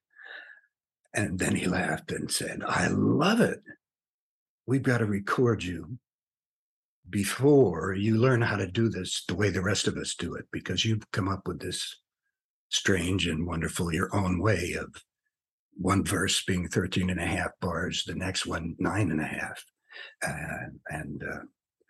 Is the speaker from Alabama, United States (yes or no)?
no; New York, United States; also born or lived in San Francisco; When I was a kid, I was raised in New York